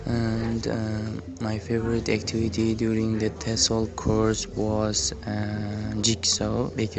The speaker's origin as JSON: {"language": "English", "town": "Samarkand", "region": "Samarqand Region", "country": "Uzbekistan", "second_language": "English", "said": "I'm from Samarkand and I work at 45 school."}